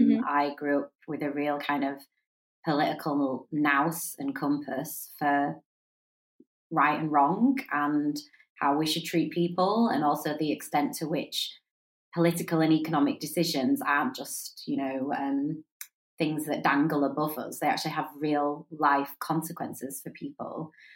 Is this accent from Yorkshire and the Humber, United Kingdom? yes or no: yes; Wakefield, Yorkshire and the Humber, United Kingdom; moved away as an adult; also born or lived in Lancaster; So I grew up in Wakefield. My mum and dad had the Waterloo pub at the bottom of Westcote, so I grew up in a pub. I went to St Thomas à Becket School in Wakefield. I went to Wakefield College.